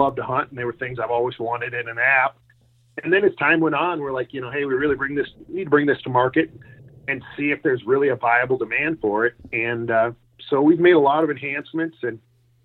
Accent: Minnesota, United States; also born or lived in Colorado; now in Denver, United States; I grew up in Minnesota

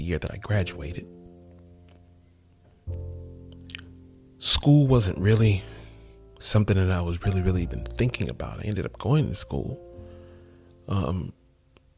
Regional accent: College Park, Georgia, United States; I grew up in College Park, Georgia

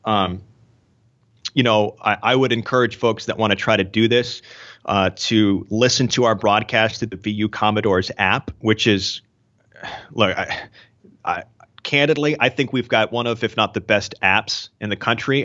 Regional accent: just outside of Portland, Maine, United States; I grew up in Maine, uh, just outside of Portland

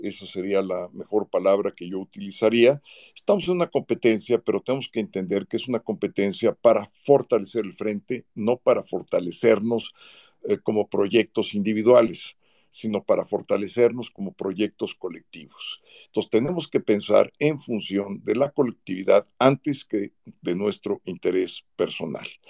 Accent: Mexico; antes de ser panista soy mexicano eh, y soy ciudadano

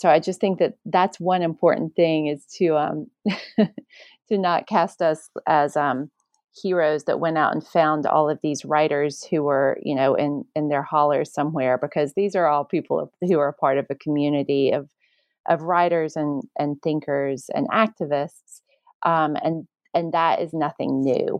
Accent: Appalachia, United States; I understood what it meant to be Appalachian, and then at a certain point, I understood what it meant to be seen as Appalachian.

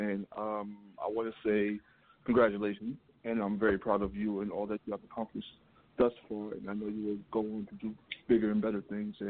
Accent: New York City, New York, United States; From New York City.

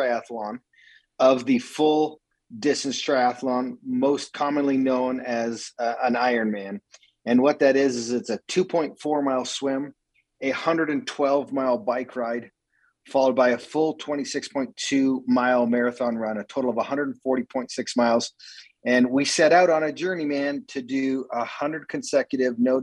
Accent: Calgary, Alberta, Canada; moved away as an adult; now in Utah, United States; I grew up in Calgary, Alberta with unbelievable parents and three sisters

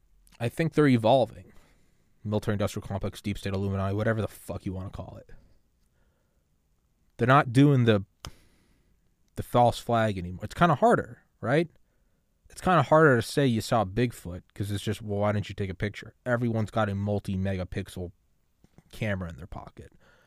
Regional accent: United States; born there; I was born in America and I just happened to not have to be in a war zone.

